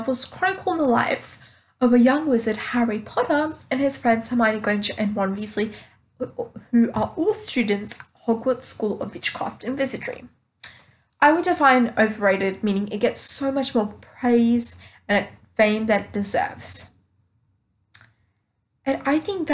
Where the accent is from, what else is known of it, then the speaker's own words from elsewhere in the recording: Australia; I'm from Australia